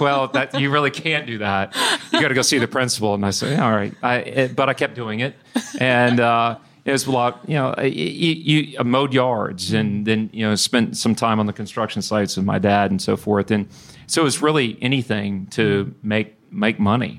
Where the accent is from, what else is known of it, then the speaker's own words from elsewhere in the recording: Bryan, Texas, United States; also born or lived in Houston; I grew up in Bryan